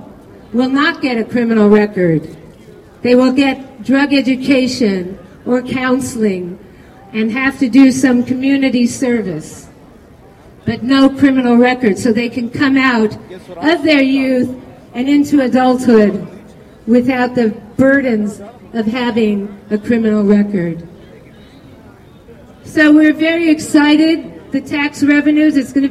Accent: California, United States; I come from California

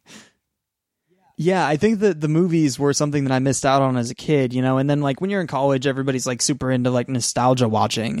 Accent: two-hour drive outside Seattle, Washington, United States; moved away; the town that I'm in, my hometown where I'm staying right now

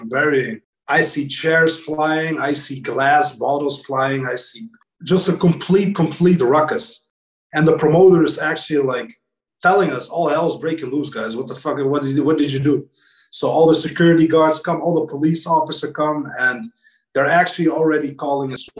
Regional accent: Kosovo; moved away; I'm from Kosovo, and we were in a war, like in 1994 to 1998

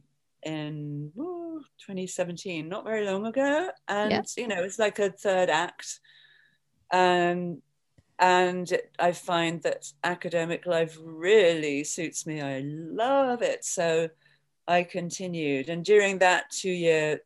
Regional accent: England, United Kingdom; moved away as an adult; also born or lived in London; now in New York, United States; I'm from England

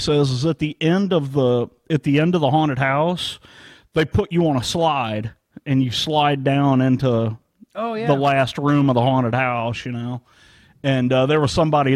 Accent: St. Charles, Missouri, United States; I grew up in St. Charles, Missouri

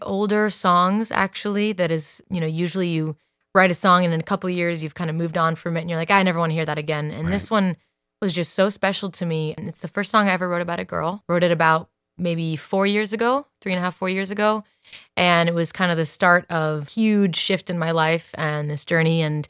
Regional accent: Dublin, Leinster, Ireland; also born or lived in Italy; I grew up mostly in Ireland. I lived in the countryside. Riverside, went to school in Dublin, and was raised there, and then grew up partly in Italy. I am Italian.

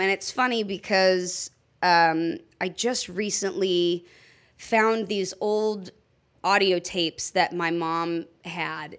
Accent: Los Angeles, California, United States; also born or lived in Orange County; I actually grew up in uh, uh technically Orange County, but L.A.

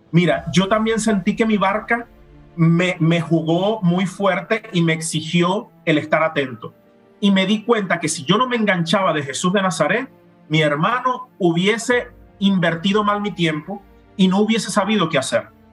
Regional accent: Venezuela; moved away as an adult; now in Rome, Italy; fui de, vacaciones a Colombia y a mi tierra natal en mi país y a otros lugares de Venezuela

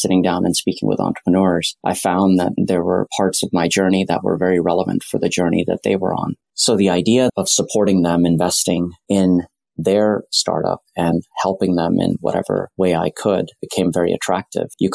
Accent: Silicon Valley, California, United States; also born or lived in Delhi, India; I grew up in Silicon Valley around the software industry.

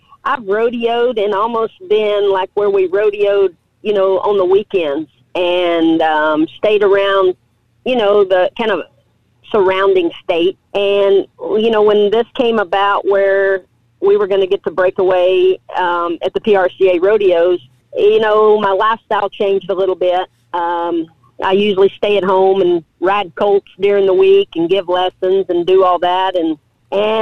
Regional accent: Abilene, Texas, United States; I was born and raised in Abilene, Texas.

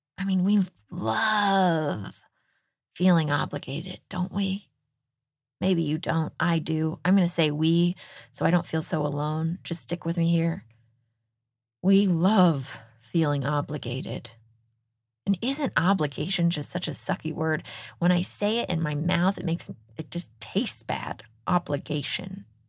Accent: Texas, United States; moved away; the state of Texas, my home state

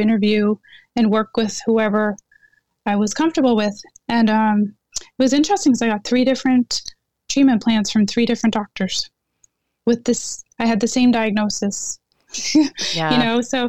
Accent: Netherlands; moved away; I was born in Holland

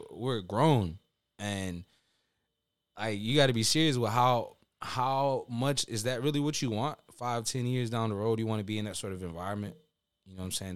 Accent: Honduras; I'm Hispanic for those listening that don't know. I'm from Honduras

